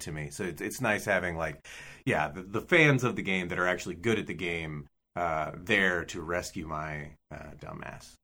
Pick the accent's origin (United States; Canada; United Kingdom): United States; as an American